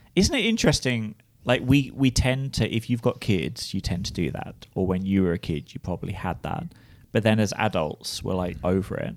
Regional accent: United Kingdom; moved away as an adult; now in United States; as a British person

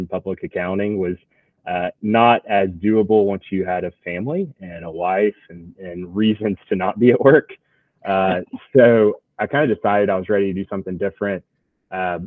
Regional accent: Atlanta, Georgia, United States; moved away as an adult; also born or lived in Birmingham, Alabama; now in Lakeland, United States; I grew up outside Atlanta originally

